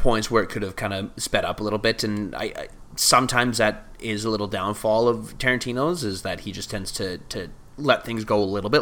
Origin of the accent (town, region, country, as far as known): Alberta, Canada; born or raised there